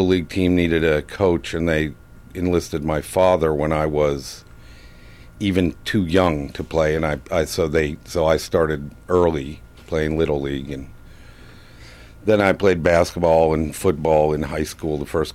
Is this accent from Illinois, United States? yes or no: yes; Illinois, United States; moved away as an adult; also born or lived in Vermont; I grew up in Illinois